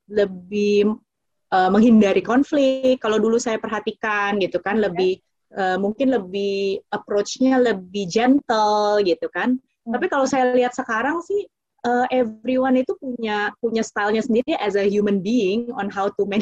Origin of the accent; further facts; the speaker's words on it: Papua New Guinea; Indonesian is a second language; karena saya memang gede di PNG ya itu kan people is our number one priority right.